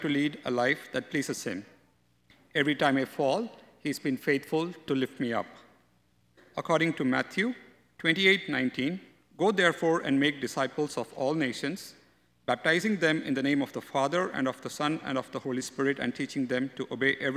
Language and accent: English; India; moved away as an adult; also born or lived in North America; now in Canada; I was born in India, and I've spent the past 13 years in North America